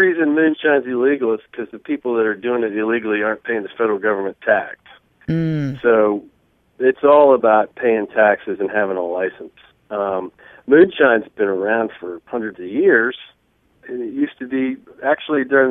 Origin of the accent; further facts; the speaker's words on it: South Louisiana, United States; moved away; also born or lived in South Carolina; I grew up in South Louisiana